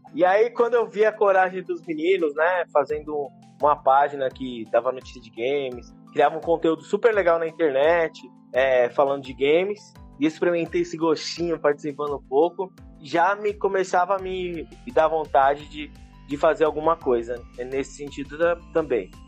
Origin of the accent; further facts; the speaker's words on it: São Paulo, Brazil; eu cresci aqui na Zona Leste de São Paulo